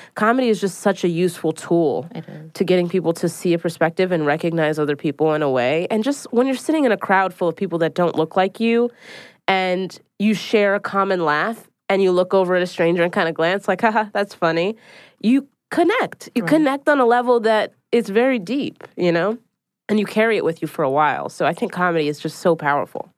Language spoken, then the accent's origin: English; Philadelphia, Pennsylvania, United States; now in New York City, United States